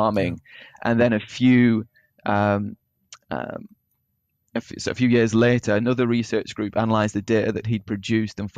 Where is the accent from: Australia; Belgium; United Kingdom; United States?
United Kingdom; Burnley, North West England; Originally from Burnley in East Lancashire